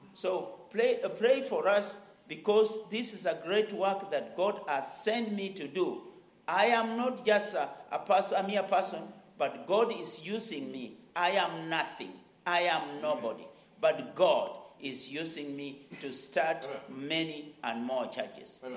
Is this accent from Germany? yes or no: no; Kenya; my land, Kenya